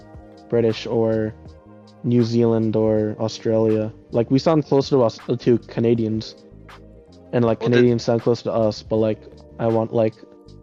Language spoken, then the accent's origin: English; United States; accent: American; I think my accent's pretty boring, just because I grew up here